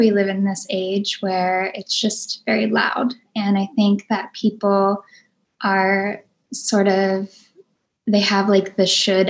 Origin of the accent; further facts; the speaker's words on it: New Orleans, Louisiana, United States; also born or lived in Florida / Mississippi; But growing up in New Orleans definitely made a huge imprint in my life as well, because the spirit is definitely very alive there, and the spirit of music and the spirit of joy and the spirit of the other worlds.